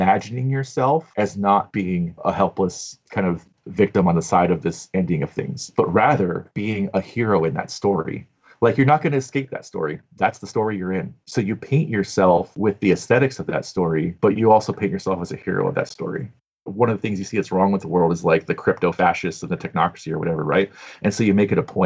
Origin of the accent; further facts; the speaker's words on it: Southern California, United States; growing up in Southern California